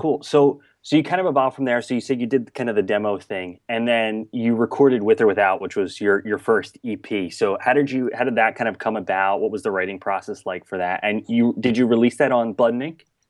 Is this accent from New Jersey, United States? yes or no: yes; southern New Jersey, United States; also born or lived in Boston area; now in Boston, United States; I'm originally from, like, southern New Jersey, right outside of Philadelphia